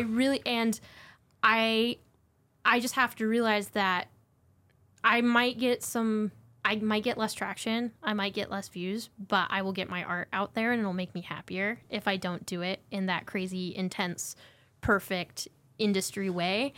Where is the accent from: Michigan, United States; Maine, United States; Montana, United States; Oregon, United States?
Montana, United States; I grew up in Montana.